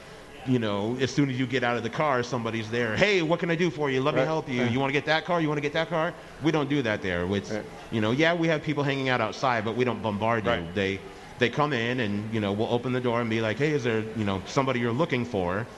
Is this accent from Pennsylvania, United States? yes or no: no; Las Vegas, Nevada, United States; being born and raised in Vegas